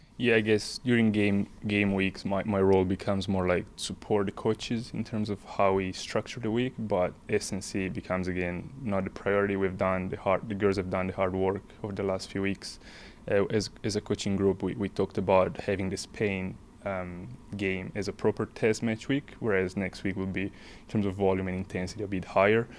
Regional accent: northern Italy, Italy; moved away as an adult; now in Scotland; I grew up in Italy, um, small town, north part of Italy

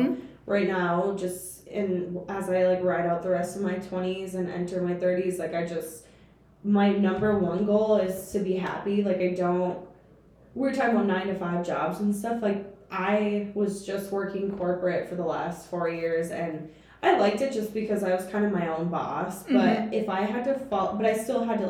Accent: St. Michael, Minnesota, United States; I'm from St. Michael, Minnesota.

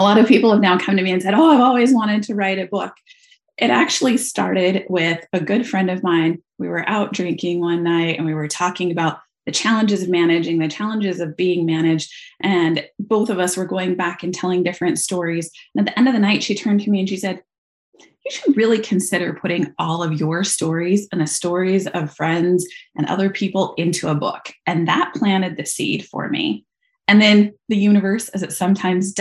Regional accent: Idaho, United States; moved away; Growing up in Idaho

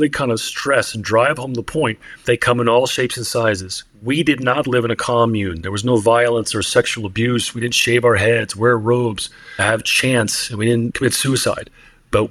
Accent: Northern New Jersey, United States; I was born and raised in Northern New Jersey into a Christian home

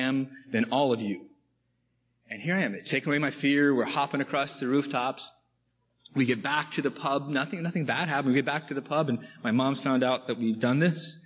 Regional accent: Austin, Texas, United States; also born or lived in California; now in Missoula, United States; I grew up in Austin, Texas

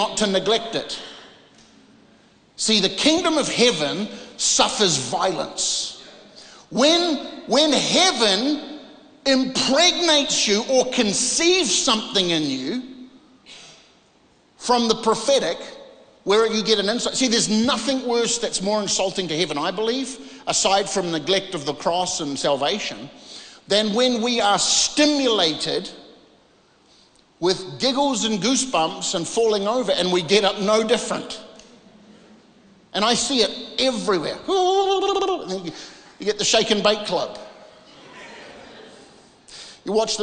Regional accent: New Zealand; moved away; I came from this part of the world. I came from New Zealand.

